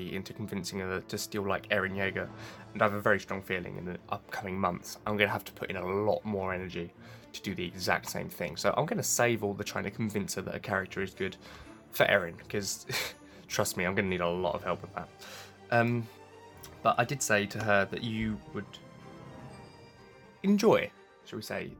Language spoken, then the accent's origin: English; England, United Kingdom; I'm English